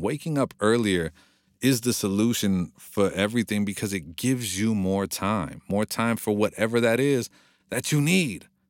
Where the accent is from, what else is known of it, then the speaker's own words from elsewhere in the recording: Monrovia, California, United States; I grew up in Monrovia, which is a very hipsterville, trendy city right now